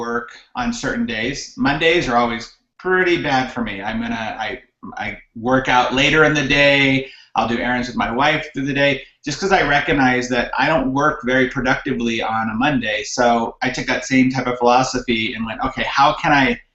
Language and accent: English; high desert of California, United States; moved away as an adult; now in Utah, United States; I'm from California originally. I was born and raised there until about 10 years ago. My wife and I both grew up in the high desert of California